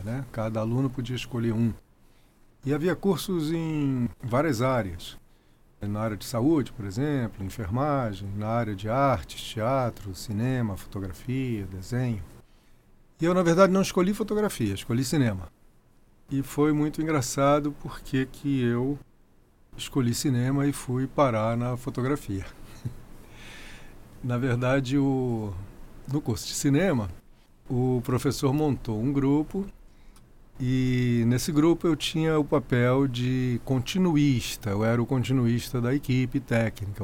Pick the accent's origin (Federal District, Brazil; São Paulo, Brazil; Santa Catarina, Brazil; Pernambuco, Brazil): Federal District, Brazil; Brasília; also born or lived in Rio de Janeiro; eu fui levado para Brasília. Eu tinha três anos de idade